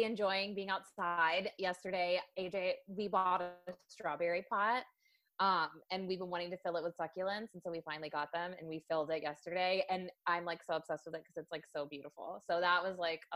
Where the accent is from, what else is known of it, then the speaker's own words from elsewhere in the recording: Delaware, United States; moved away as an adult; also born or lived in New York City; growing up in Delaware, I'm such a small town girl